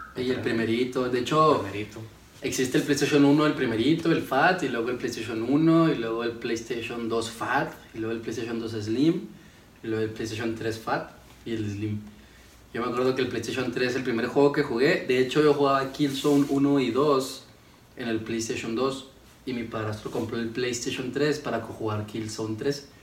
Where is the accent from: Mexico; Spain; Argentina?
Mexico; Ciudad Juárez, Chihuahua; Soy aquí de Ciudad Juárez, Chihuahua.